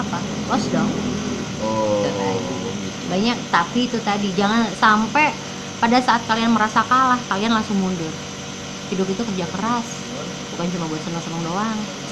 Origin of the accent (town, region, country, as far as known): Anyer, Banten, Indonesia; born or raised there; moved away; also born or lived in Sumatra (ancestry)